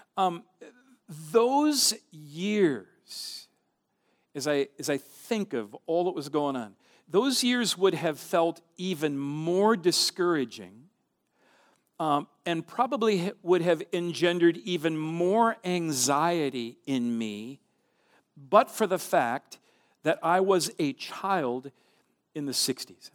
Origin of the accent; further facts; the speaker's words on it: central Minnesota, United States; My hometown, my small town in central Minnesota